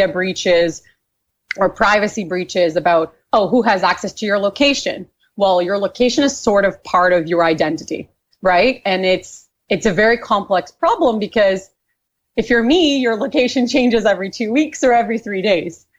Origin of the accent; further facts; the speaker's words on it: Brazil; moved away as an adult; also born or lived in Canada; I was raised in Brazil. I have spent most of my entrepreneurial career in Canada